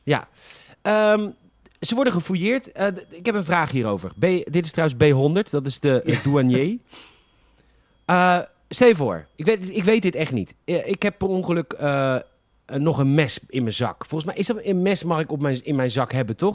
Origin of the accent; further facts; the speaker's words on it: Netherlands; wij Nederlanders